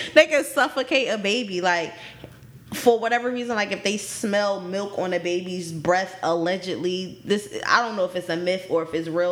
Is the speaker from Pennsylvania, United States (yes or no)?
yes; Philadelphia, Pennsylvania, United States; I'm from Philly. I'm from the city